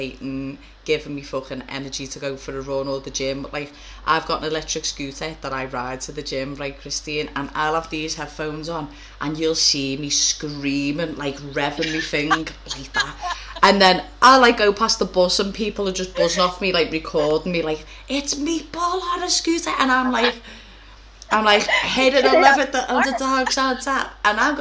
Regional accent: Liverpool, North West England, United Kingdom; accent: Scouse

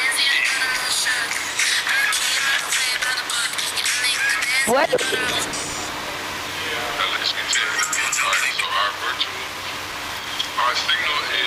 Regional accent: West Memphis, Arkansas, United States; moved away as an adult; now in Atlanta, United States; I was born in Memphis, Tennessee, raised in West Memphis, Arkansas

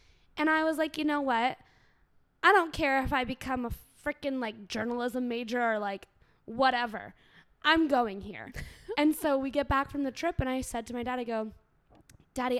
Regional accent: Winter Park, Florida, United States; moved away as an adult; also born or lived in Colorado; I'm from Winter Park, which is a suburb of Orlando.

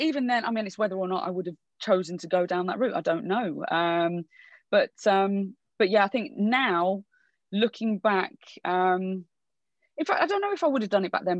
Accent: Wolverhampton, West Midlands, United Kingdom; also born or lived in Birmingham / London; born and bred in in Birmingham, but grew up in Wolves

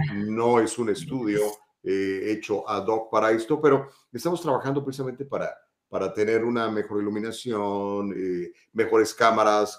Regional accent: Mexico; also born or lived in Guadalajara; now in United States; soy mexicano

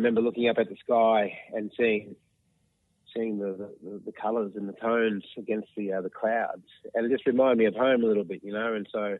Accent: Mount Isa, Queensland, Australia; I'm from Kalkadunga country, around the Mount Isa area, far northwestern Queensland.

